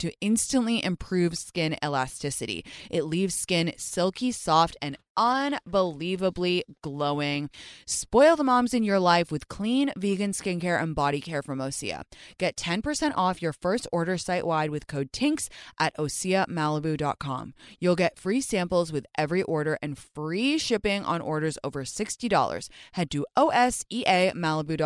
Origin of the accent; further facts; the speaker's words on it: England, United Kingdom; moved away as an adult; now in United States; I grew up in England for the first 19 years